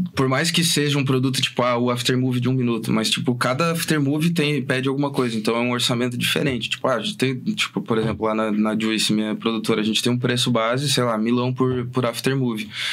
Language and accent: Portuguese; Fazendinha, Paraná, Brazil; Eu sou do Fazendinha